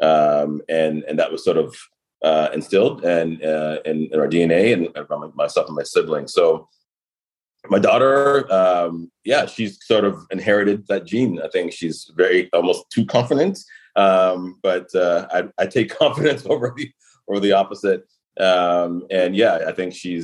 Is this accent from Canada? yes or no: yes; Toronto, Ontario, Canada; I was born in Toronto